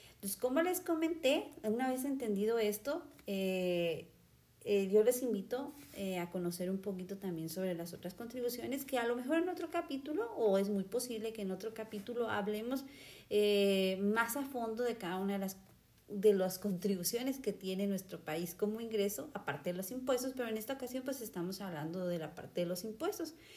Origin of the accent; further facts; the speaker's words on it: Mexico; nosotros como mexicanos